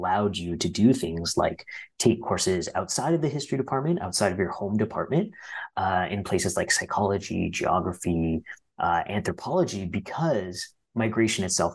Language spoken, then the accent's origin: English; Ottawa, Ontario, Canada; we all grew up in Ottawa.